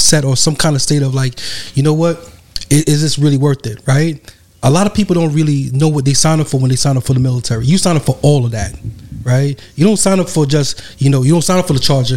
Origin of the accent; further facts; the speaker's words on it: New York, United States; I'm from New York